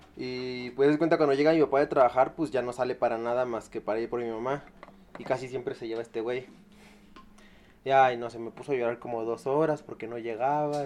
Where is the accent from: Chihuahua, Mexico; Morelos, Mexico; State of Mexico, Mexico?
State of Mexico, Mexico; yo soy del Estado de México